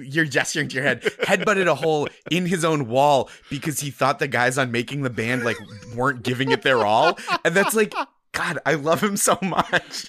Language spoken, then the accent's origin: English; Boston, Massachusetts, United States; now in New York, United States; I grew up in the Boston area